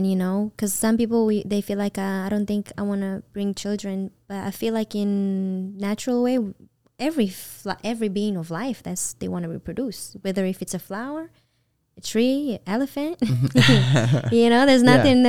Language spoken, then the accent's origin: English; Israel; now in Los Angeles, United States; when I was new here and I first moved to LA and I came from Israel